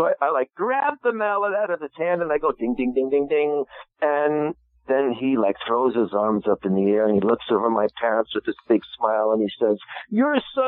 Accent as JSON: {"language": "English", "region": "New Jersey", "country": "United States", "tie": "born or raised there", "said": "I grew up in New Jersey, central New Jersey, Middlesex County"}